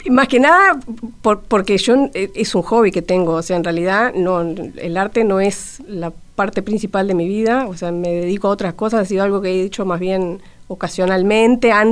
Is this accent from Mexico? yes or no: no; Montevideo, Uruguay; born there; Nacer, nacer, nací en Montevideo, porque...